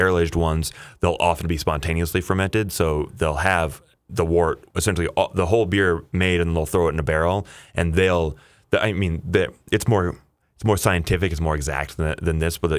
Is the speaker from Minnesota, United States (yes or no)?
yes; Sleepy Eye, Minnesota, United States; So I grew up in Sleepy Eye, Minnesota